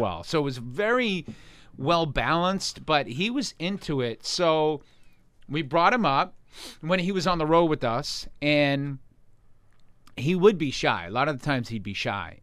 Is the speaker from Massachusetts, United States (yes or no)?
yes; Boston, Massachusetts, United States; moved away; I grew up right in Boston in a town called Jamaica Plain